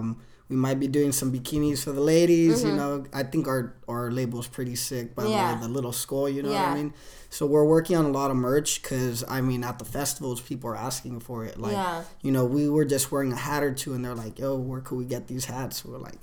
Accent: Ventura, California, United States; So the recipe, we're from Ventura.

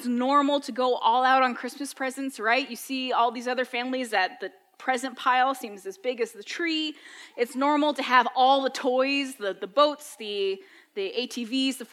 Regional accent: New England, United States; as a kid growing up in New England, you brought a very specific sandwich to school

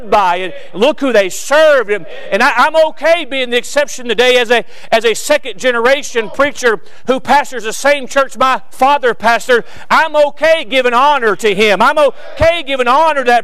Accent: Florida, United States; I'm from Florida

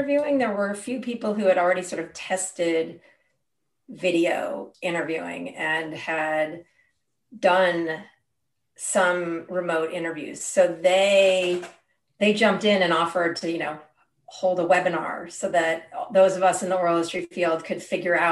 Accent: Berkeley, California, United States; I grew up in Berkeley

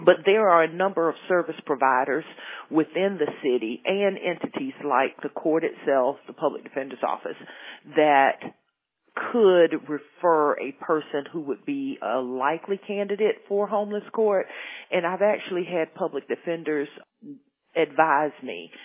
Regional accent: Spartanburg, South Carolina, United States; Spartanburg is actually my hometown.

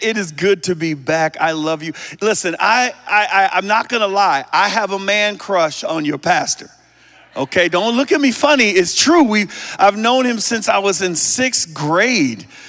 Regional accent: United States; also born or lived in Hong Kong; I'm still American

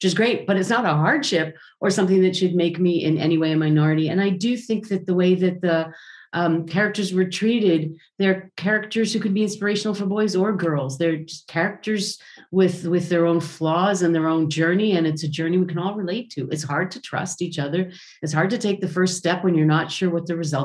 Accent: Israel; I come from Israel

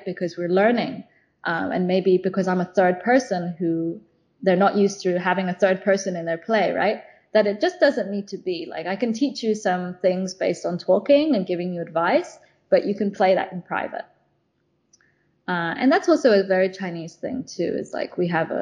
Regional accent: London, United Kingdom; now in China; I'm from London originally.

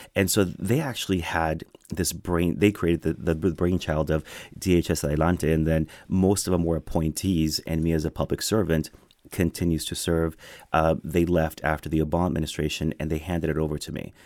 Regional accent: McAllen, Texas, United States; first language Spanish and English; moved away as an adult; also born or lived in Morocco; now in Washington, D.C., United States; this guy from South Texas, I'm specifically from McAllen, Texas.

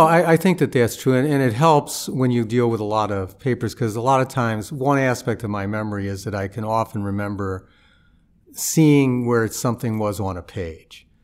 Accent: St. Louis, Missouri, United States; moved away as an adult; also born or lived in Chicago; I grew up in Saint Louis

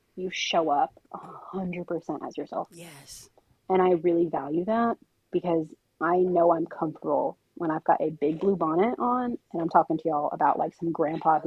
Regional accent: Princeton, New Jersey, United States; I grew up right next to Princeton University. I grew up in Princeton. I am a Princeton kid through and through.

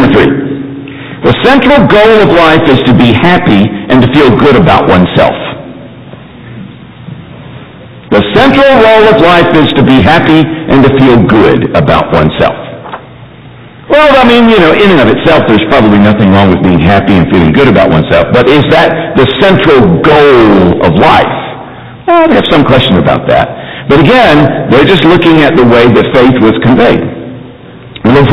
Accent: Mayfield, Kentucky, United States; I grew up in Mayfield, Kentucky

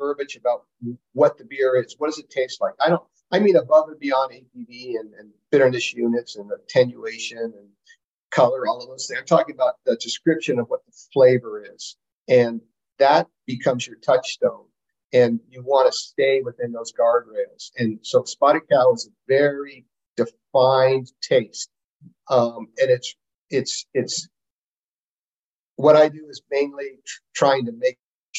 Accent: San Francisco, California, United States; now in Wisconsin, United States; I'm from California, from San Francisco

